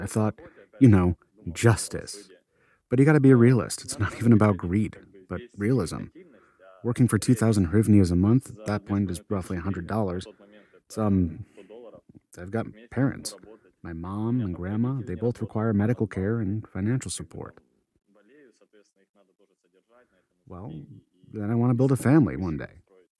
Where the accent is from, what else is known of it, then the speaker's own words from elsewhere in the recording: Mariupol, Donetsk Oblast, Ukraine; I'm 27. I was born in Mariupol, raised in Mariupol, and lived there the whole time. I started serving in my city too.